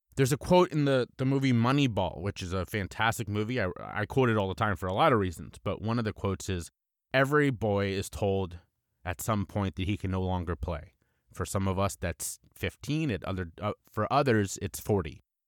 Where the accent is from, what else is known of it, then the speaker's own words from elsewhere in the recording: Cincinnati, Ohio, United States; my hometown and my favorite team, the Cincinnati Reds